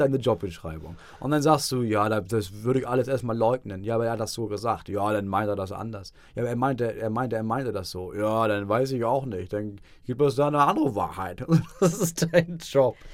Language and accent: German; Schleswig-Holstein, Germany; also ich als Norddeutscher